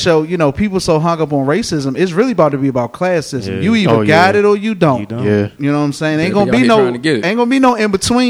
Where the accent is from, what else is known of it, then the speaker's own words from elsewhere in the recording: DC area, Maryland, United States; I notice when you say Maryland, they automatically think Baltimore. Exactly. And I'm like, yo, I'm not from Baltimore.